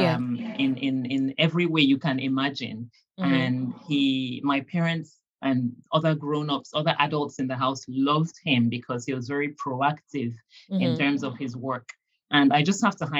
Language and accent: English; Cameroon; I grew up in Cameroon